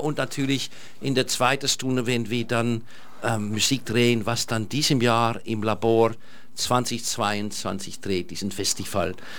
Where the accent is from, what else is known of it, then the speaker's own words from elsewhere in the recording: Amsterdam, North Holland, Netherlands; German is a second language; now in Germany; ich komme aus Holland